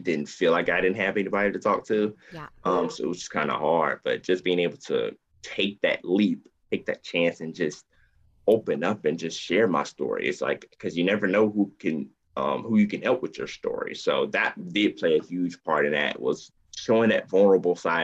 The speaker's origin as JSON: {"language": "English", "town": "Columbus", "region": "Georgia", "country": "United States", "tie": "born or raised there", "said": "I am born and raised in Columbus, Georgia. I'm in the South"}